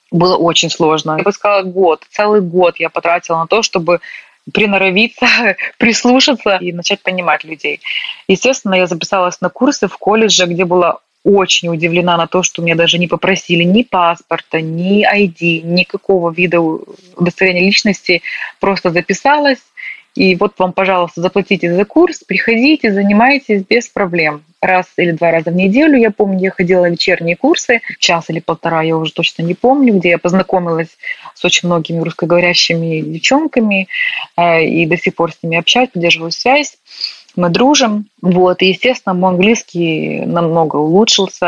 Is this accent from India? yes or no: no; Ukraine; moved away as an adult; also born or lived in Northern Ireland; now in Belfast, United Kingdom; Мне просто комфортно было в какой-то момент жить в Украине, и в какой-то момент приехала сюда